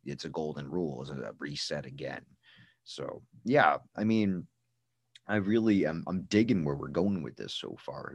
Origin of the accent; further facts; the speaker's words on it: United States; I'm an American